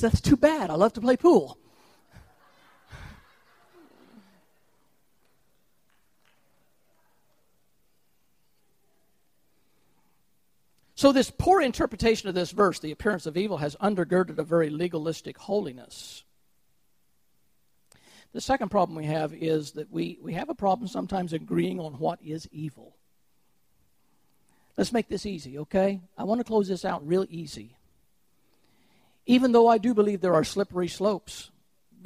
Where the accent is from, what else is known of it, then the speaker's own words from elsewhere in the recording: Chillicothe, Missouri, United States; also born or lived in Trenton, Missouri; When I was a little boy, my father built a brand new house in Chillicothe, Missouri. We moved from 22 miles away from Trenton, Missouri to Chillicothe